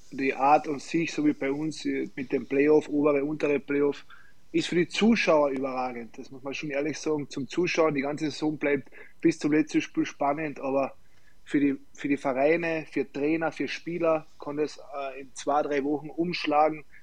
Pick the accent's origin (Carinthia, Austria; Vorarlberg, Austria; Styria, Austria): Carinthia, Austria; Klagenfurt; ich will in Klagenfurt sowieso in meiner Heimat bleiben